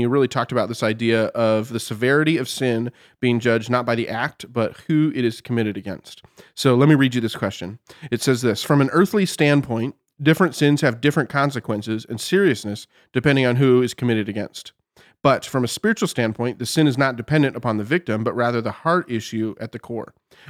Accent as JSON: {"language": "English", "region": "Oklahoma", "country": "United States", "said": "Listen, I'm technically from Oklahoma."}